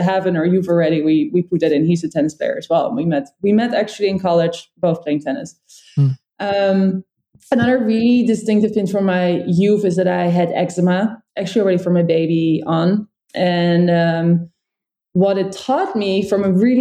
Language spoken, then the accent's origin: English; around Amsterdam, North Holland, Netherlands; accent: Dutch; English is a second language; moved away as an adult; also born or lived in United States; now in New York, United States; I'm Dutch, so that's why I have this great accent. Michael's German, so I have some German accent mixed in as well. I grew up in Holland, very pretty normal youth, actually, around Amsterdam in a slightly smaller town